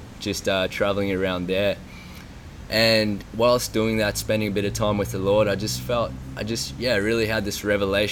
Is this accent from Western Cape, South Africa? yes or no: yes; Cape Town, Western Cape, South Africa; grew up in South Africa, in Cape Town